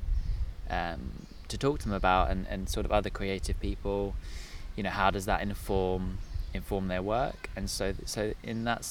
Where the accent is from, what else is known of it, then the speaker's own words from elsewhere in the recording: Sussex, South East England, United Kingdom; I am from Sussex